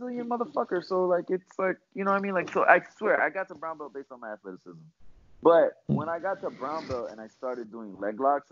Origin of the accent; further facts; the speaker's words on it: Florida, United States; I'm from Florida